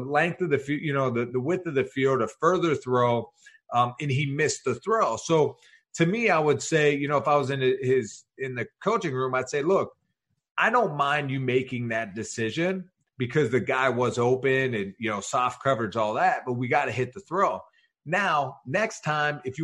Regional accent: Pittsburgh, Pennsylvania, United States; I'm a small town kid from Pittsburgh

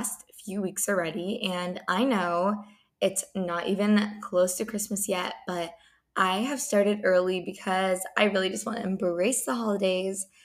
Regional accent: San Diego, California, United States; moved away as an adult; now in Los Angeles, United States; I did live in San Diego

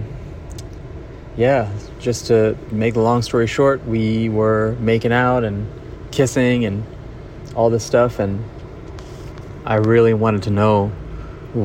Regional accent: Mumbai, Maharashtra, India; growing up in Bombay around artists and photographers and musicians

